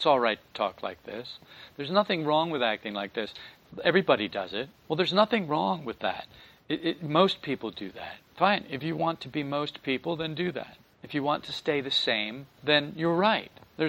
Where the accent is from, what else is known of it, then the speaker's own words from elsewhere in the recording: New Jersey, United States; twang? And I said, yeah. I told her I was from New Jersey. And she said, well, you know, I can't hear my own accent.